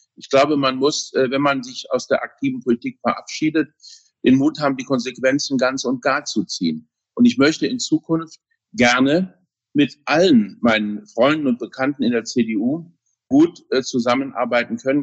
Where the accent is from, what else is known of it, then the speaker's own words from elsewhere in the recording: Saarland, Germany; also born or lived in Berlin; meiner Heimat im Saarland, wo ich wohne